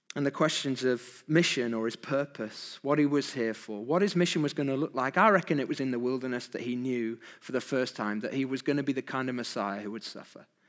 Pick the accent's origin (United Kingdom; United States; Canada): United Kingdom; Who are we as British people?